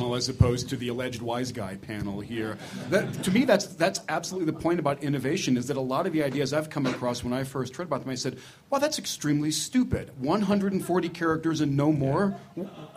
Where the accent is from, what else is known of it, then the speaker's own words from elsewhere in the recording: Cambridge, Massachusetts, United States; My hometown of Cambridge, Massachusetts